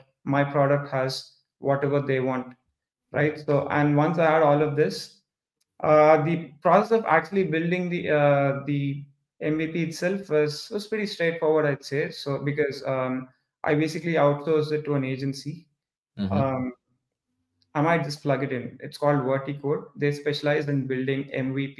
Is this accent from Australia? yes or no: no; Hyderabad, Telangana, India; I'm from India too. Come from the southern part of India. There's a city called Hyderabad.